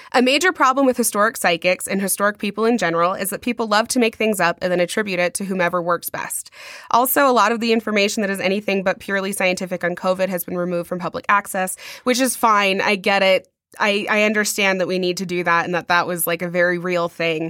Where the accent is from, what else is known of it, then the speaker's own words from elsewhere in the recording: United States; we are American